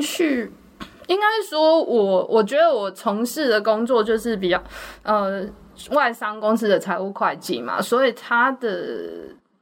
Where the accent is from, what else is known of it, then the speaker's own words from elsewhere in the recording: Changhua County, Taiwan; also born or lived in Singapore; now in Taipei, Taiwan; 我老家就是在彰化嘛，嗯。所以那个求学就业之后就都在台北